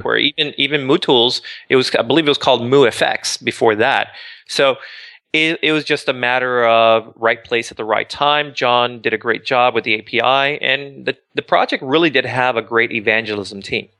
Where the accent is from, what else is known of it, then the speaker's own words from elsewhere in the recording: Miami, Florida, United States; also born or lived in Boca Raton, Florida; I grew up in Miami